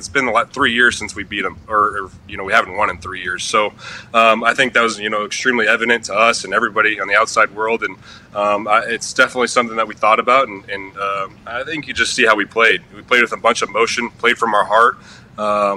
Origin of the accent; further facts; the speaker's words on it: Scottsdale, Arizona, United States; moved away as an adult; now in Baltimore, United States; I was born and raised in Scottsdale